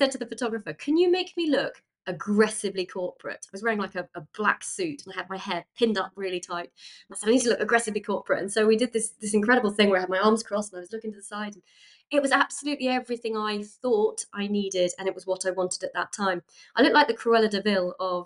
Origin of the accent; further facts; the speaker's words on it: United Kingdom; as British people